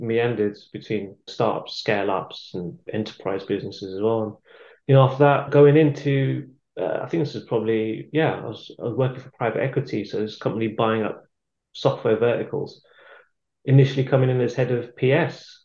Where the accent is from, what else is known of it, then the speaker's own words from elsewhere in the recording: London, United Kingdom; moved away as an adult; now in Warwickshire, United Kingdom; I've been living here for about 10 years. I'm from London